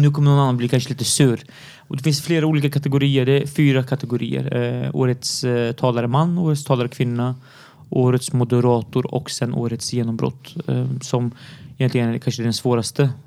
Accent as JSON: {"language": "Swedish", "country": "Syria", "tie": "born or raised there", "moved": "yes", "lives_now": "Sweden", "said": "jag är syrian och är född i Syrien"}